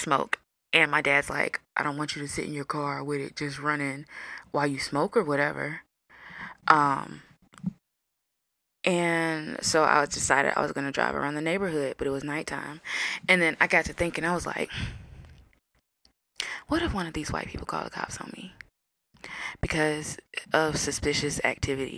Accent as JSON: {"language": "English", "region": "the South", "country": "United States", "tie": "born or raised there", "said": "growing up in the South"}